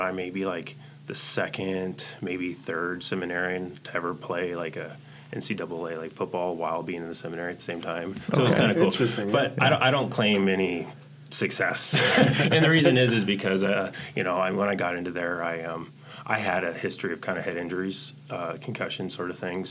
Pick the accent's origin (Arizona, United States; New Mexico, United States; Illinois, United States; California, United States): Arizona, United States; Chandler; born there; also born or lived in Omaha; Oh, so I was born in Arizona. Chandler Air Force Base, which I hear no longer exists, and so that's like on my birth certificate.